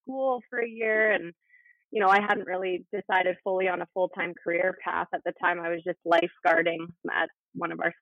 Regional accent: Prince George, British Columbia, Canada; moved away as an adult; I made the jump back home. I'm from Prince George, so it was nice to be able to come back here

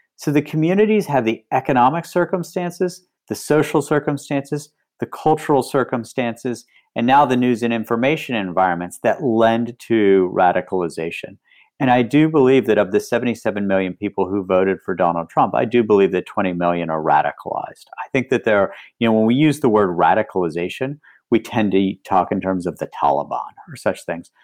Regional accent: West Virginia, United States; moved away; I grew up in West Virginia

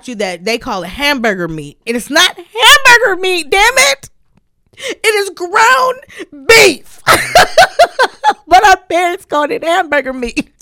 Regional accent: California, United States; moved away; also born or lived in the South; I grew up in the West Coast

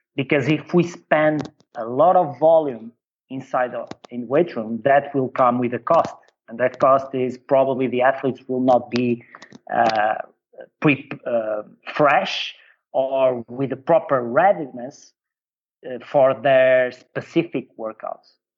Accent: Portugal; also born or lived in China; I come from Portugal

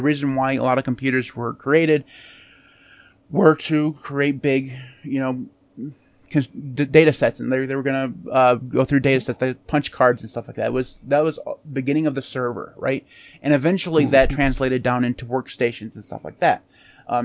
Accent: United States; we're American

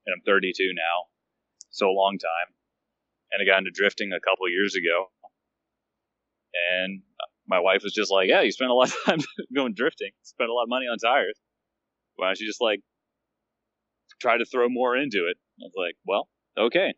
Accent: north of Atlanta, Georgia, United States; moved away; I am originally from Georgia, north of Atlanta, but now I live everywhere

